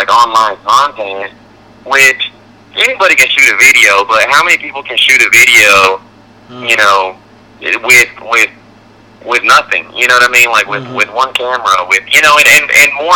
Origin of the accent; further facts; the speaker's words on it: Texas, United States; moved away as an adult; also born or lived in Boston / Nashville; Texas, like, you know, I spent the first 18 years of my life there, and I still miss it and I love it